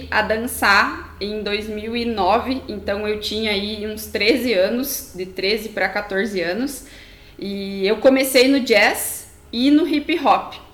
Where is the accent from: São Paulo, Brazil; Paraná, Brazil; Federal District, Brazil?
Paraná, Brazil; União da Vitória; tenho 25 anos e eu sou de uma cidade do interior do Paraná, União da Vitória.